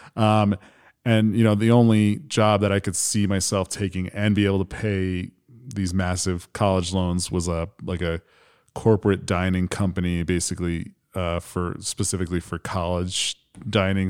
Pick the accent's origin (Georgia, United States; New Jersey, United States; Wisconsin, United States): New Jersey, United States; moved away as an adult; now in Michigan, United States; born and raised in New Jersey, like twelve miles outside of New York City